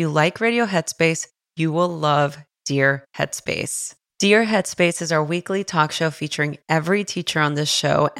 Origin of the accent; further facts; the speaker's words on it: Los Angeles, California, United States; growing up in East LA and making it out to become a meditation teacher